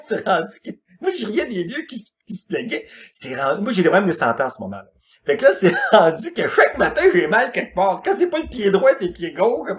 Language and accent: French; Quebec, Canada; Je suis un Québécois, euh, adapté à ma culture